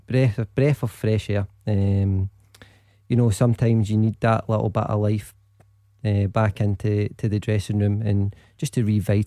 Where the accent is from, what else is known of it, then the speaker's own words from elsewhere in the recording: Glasgow, Scotland, United Kingdom; I was raised in the Gorbals.